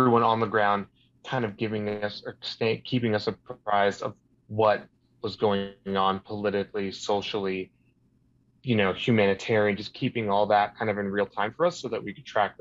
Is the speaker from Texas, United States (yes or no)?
no; San Francisco, California, United States; living and growing up in the United States